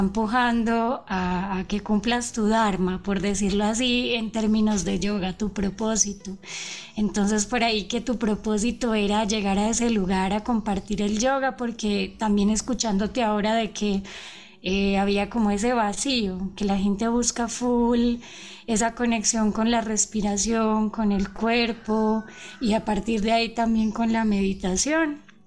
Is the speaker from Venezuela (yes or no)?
no; Colombia; moved away as an adult; now in Ecuador; yo soy colombiano, pero yo vivo hace siete años en el Ecuador